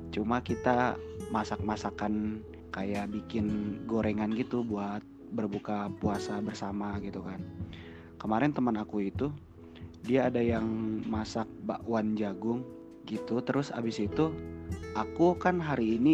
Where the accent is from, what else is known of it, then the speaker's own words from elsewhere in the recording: Kuningan, West Java, Indonesia; now in Jakarta, Indonesia; Aku asalnya dari Kuningan, Jawa Barat, dan Kuningan itu salah satu kota kecil yang ada di dekatnya Cirebon.